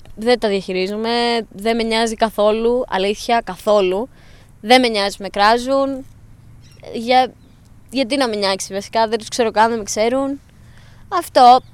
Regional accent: Larissa, Thessaly, Greece; Εγώ είμαι από Λάρισα

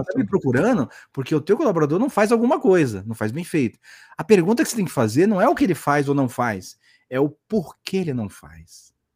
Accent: Santos, São Paulo, Brazil; aqui em Santos, né? Como eu falei, eu sou de Santos

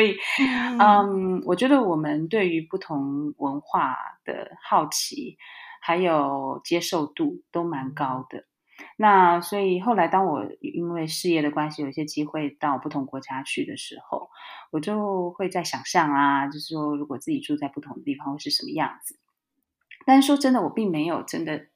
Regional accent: Taiwan; moved away as an adult; also born or lived in Germany; now in Spain; 其实我是在台湾土生土长的孩子

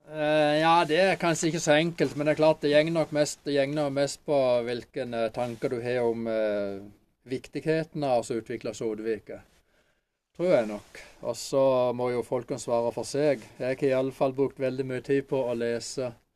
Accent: Åseral, Agder, Norway; now in Holum, Norway; Født og oppvokst i Åseral

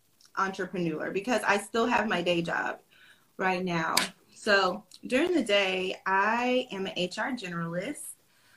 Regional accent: Georgia, United States; I'm a Southern Belle, and I was born and raised in Georgia.

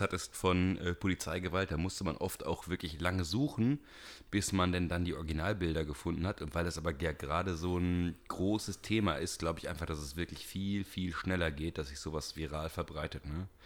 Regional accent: Siegerland, North Rhine-Westphalia, Germany; moved away; Ich komme aus dem Siegerland

